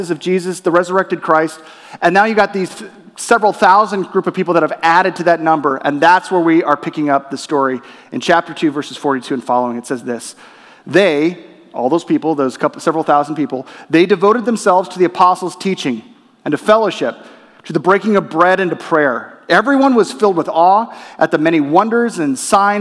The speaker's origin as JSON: {"language": "English", "town": "Torrance", "region": "California", "country": "United States", "tie": "born or raised there", "also_born_or_lived": "La Crescenta, California", "said": "my family, we moved from La Crescenta, California to Torrance, California. And within Torrance, we were in the Los Angeles Unified School District"}